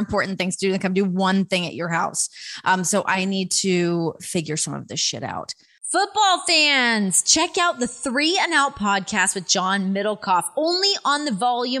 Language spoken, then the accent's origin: English; Toronto, Ontario, Canada; across Lake Ontario for me from Toronto